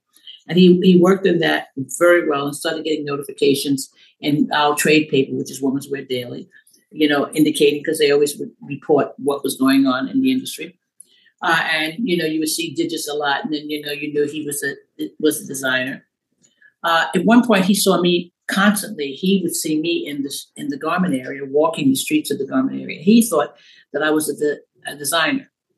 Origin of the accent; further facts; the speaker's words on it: New York City, New York, United States; I grew up in Brooklyn and Bethann, Stuyvesant